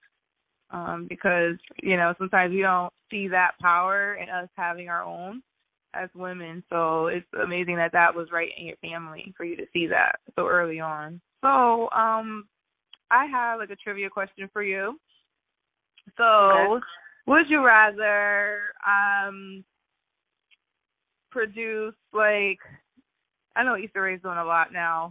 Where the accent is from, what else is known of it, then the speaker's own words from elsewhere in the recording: New Haven, Connecticut, United States; I'm from New Haven